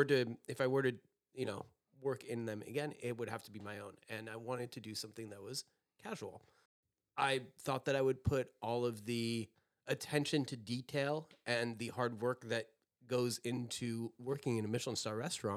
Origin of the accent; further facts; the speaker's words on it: France; also born or lived in Brooklyn; now in Southampton, United States; I grew up in France